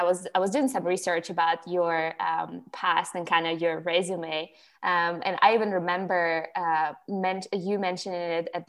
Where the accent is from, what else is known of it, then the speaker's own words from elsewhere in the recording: Ukraine; English is a second language; moved away as an adult; also born or lived in Myrtle Beach, South Carolina / Charleston / Atlanta; I'm from Ukraine. Some of the listeners probably know that by now. So I grew up in Ukraine, and then I came to America when I was about 18, like 18 and a half. And I actually first came to Myrtle Beach, South Carolina.